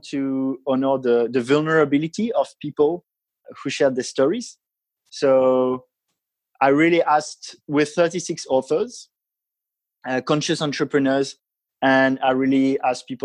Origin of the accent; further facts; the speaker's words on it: France; I come from France and I've had quite a traditional upbringing, education